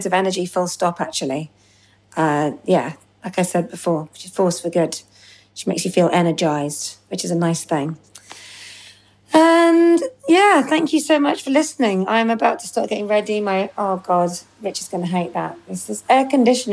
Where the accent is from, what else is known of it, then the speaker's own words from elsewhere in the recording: London, United Kingdom; London on Tuesday, which is my homecoming gig, because I'm a Londoner